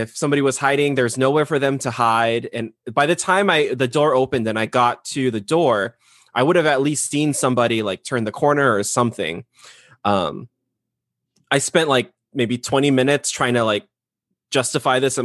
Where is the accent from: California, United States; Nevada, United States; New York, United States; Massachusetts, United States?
California, United States; growing up in California